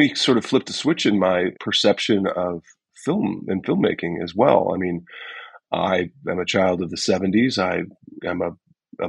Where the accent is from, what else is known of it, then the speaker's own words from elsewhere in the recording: St. Louis, Missouri, United States; I grew up in St. Louis, Missouri